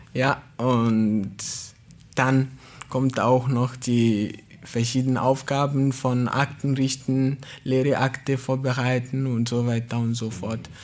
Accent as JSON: {"language": "German", "country": "Togo", "second_language": "German", "moved": "as an adult", "lives_now": "Baden-Baden, Germany", "said": "Ich komme aus Togo"}